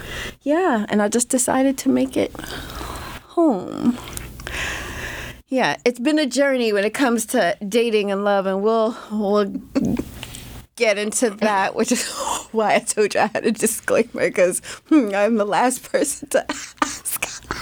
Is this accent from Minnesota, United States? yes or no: no; New York City, New York, United States; moved away as an adult; now in Juneau, United States; I'm from Queens, New York. I've been coming back and forth to Juneau for the past like 12 years